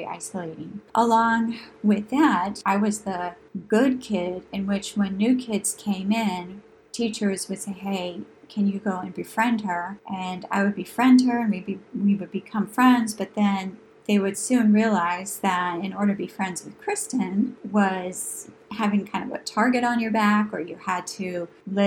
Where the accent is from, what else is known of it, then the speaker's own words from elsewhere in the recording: New Hampshire, United States; moved away; growing up in New Hampshire in that rural environment